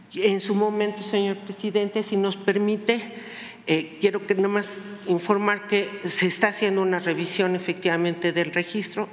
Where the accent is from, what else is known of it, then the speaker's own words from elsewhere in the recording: Mexico; tengo casi 41 años en la lucha social y popular en este país, que es mi país, y junto a mi pueblo